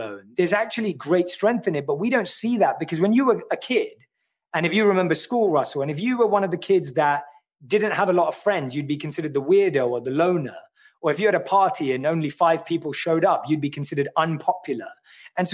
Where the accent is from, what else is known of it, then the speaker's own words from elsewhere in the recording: London, United Kingdom; I'm born and raised in London. I grew up in North London